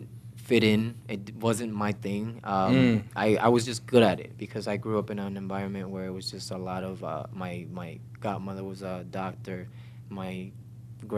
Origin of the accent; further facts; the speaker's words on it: Bayamón, Puerto Rico; English is a second language; moved away as an adult; now in Las Vegas, United States; I'm originally from Puerto Rico, born in Bayamon, Puerto Rico